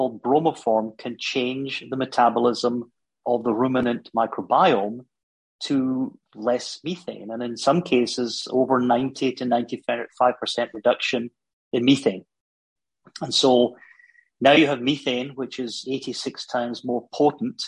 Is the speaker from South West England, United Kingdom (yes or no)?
no; Glasgow, Scotland, United Kingdom; accent: Scottish; moved away as an adult; also born or lived in Germany; You can gather from my accent, I'm Scottish. I was born in Glasgow in Scotland. I actually went to Glasgow University